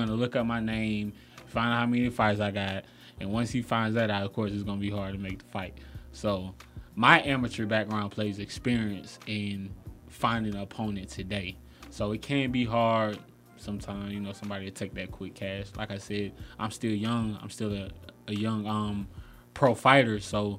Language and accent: English; Decatur, Georgia, United States; I'm from Decatur.